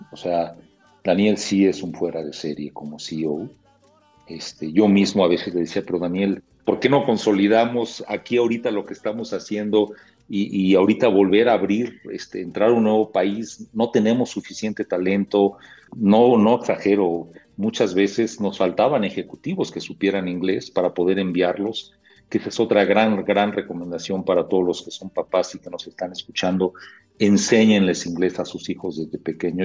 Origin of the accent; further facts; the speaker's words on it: Mexico City, Mexico; yo tengo 60 años, hace, imagínate, hace 55 años la Ciudad de México pues era muy tranquila